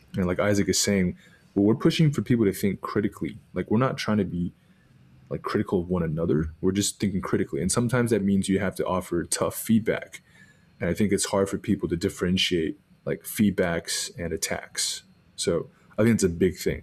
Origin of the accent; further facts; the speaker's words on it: Arlington, Texas, United States; I was born in Arlington, Texas